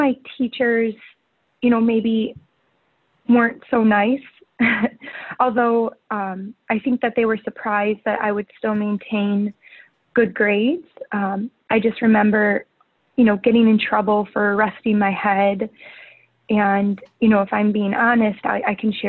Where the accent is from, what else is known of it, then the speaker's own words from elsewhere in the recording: right outside of Detroit, Michigan, United States; moved away as an adult; also born or lived in Chicago, Illinois; now in Hermosa Beach, United States; I actually was born and raised right outside of Detroit, Michigan.